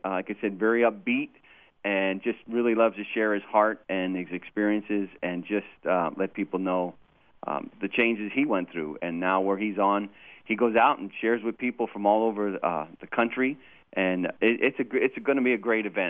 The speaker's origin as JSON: {"language": "English", "region": "California", "country": "United States", "moved": "yes", "lives_now": "Martinsburg, United States", "said": "I, I'm from California"}